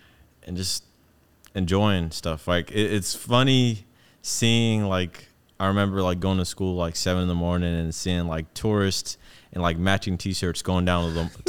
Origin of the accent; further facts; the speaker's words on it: Atlanta, Georgia, United States; born there; That's where my little sister was born. I was born in Atlanta.